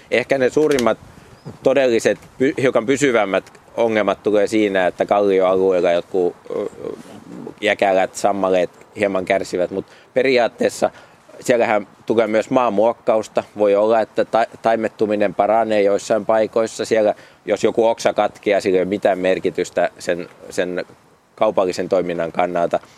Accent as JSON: {"language": "Finnish", "town": "Paimio", "region": "Southwest Finland", "country": "Finland", "tie": "born or raised there", "said": "olen syntyperäinen paikkakuntalainen"}